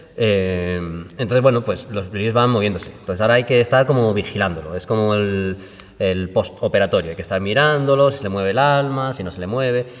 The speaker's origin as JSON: {"language": "Spanish", "town": "Málaga", "region": "Andalusia", "country": "Spain", "tie": "born or raised there", "said": "mi tierra natal, de Málaga"}